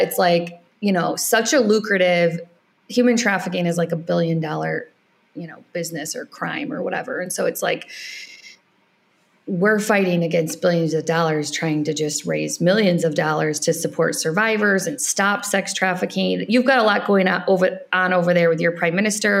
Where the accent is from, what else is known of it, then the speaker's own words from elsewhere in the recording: United States; moved away as an adult; also born or lived in Ireland; I'm an American